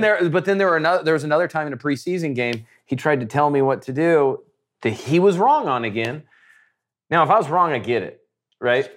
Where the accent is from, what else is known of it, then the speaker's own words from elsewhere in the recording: Nebraska, United States; I'm some nobody from Nebraska